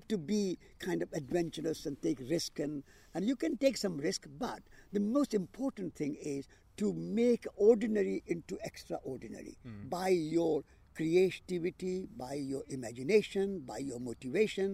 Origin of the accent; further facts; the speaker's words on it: India; moved away; I am an Indian